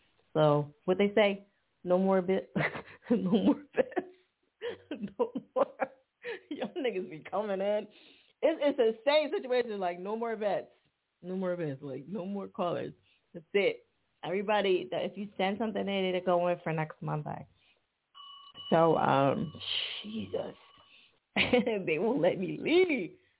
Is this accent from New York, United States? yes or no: no; New Jersey, United States; now in Philadelphia, United States; I'm from Jersey, but I live in Philly.